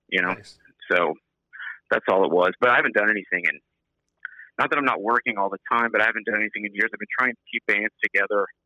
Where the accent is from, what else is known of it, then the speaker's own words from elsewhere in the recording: Clute, Texas, United States; Clute, Clute, Surfside, Lake Jackson.